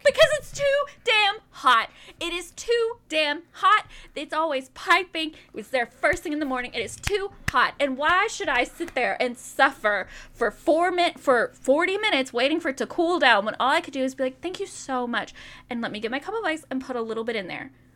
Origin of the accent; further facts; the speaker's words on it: Pleasantview, United States; I grew up in Pleasantview